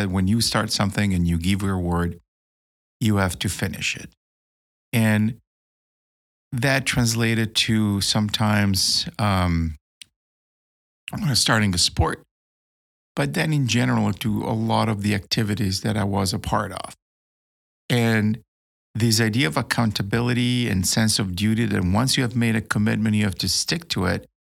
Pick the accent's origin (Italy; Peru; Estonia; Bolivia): Italy; Milan, Lombardy; moved away as an adult; now in United States; I'm here in my hometown of Milano